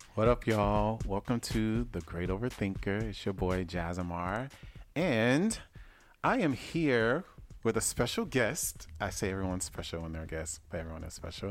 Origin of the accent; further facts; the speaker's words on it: the South, United States; I'm from the South